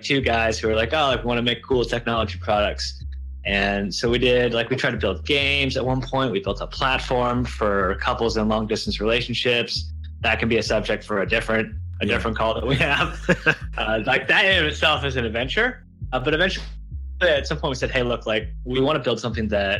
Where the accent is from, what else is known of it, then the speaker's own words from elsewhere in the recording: Buffalo, New York, United States; I grew up in Buffalo, New York